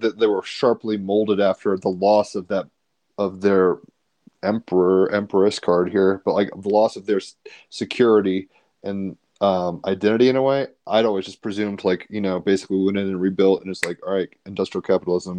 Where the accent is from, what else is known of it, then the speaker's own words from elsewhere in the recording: United States; as an American